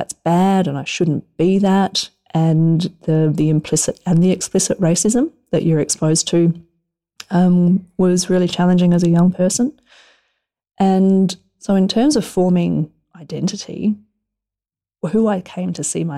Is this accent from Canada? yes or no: no; Alice Springs, Northern Territory, Australia; we grew up in Alice Springs